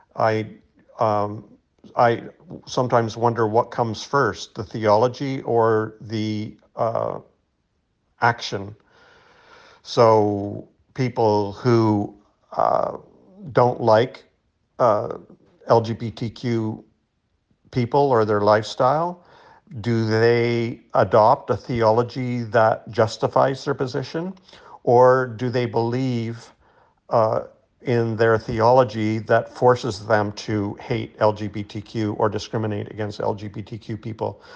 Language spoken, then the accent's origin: English; Canada; I'm not American, I'm Canadian.